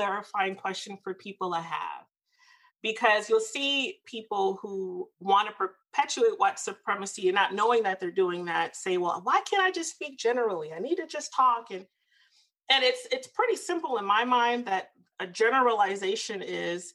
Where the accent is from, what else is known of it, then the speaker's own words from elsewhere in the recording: the South, United States; I'm from the South